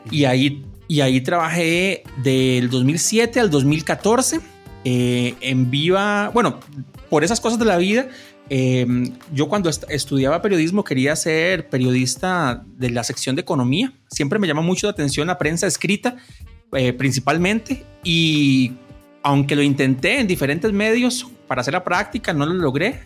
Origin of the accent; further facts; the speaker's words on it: Cartago, Costa Rica; moved away as an adult; also born or lived in Orotina / Heredia; now in San Rafael de Heredia, Costa Rica; nací en Orotina, viví la mayoría de mis años hasta como a los 35 en Cartago